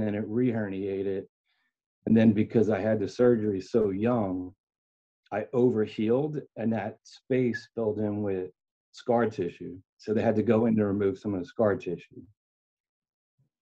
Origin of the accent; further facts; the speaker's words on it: Philadelphia, Pennsylvania, United States; I'm from Philadelphia. Born and raised. I've been here my whole life.